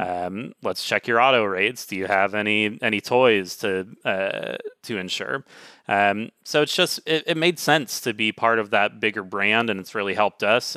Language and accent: English; Dallas, Texas, United States; also born or lived in Pacific Northwest; now in Seattle, United States; I grew up in the Dallas area